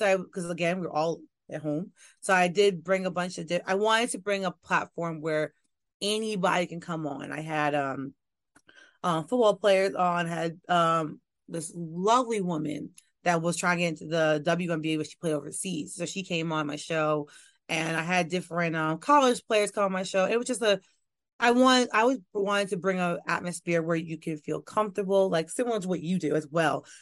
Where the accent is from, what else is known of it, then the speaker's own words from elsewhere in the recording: New York, United States; moved away as an adult; also born or lived in Louisiana; now in Washington, D.C., United States; I am from New York. I am a New York girl born and raised.